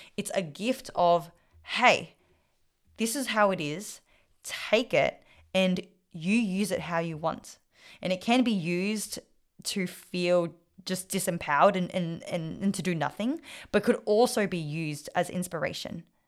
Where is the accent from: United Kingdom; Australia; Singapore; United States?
Australia; first language Vietnamese; English is a second language; When I was raised, I was raised speaking Vietnamese. was raised to live the Vietnamese culture and lifestyle. But I was born in Australia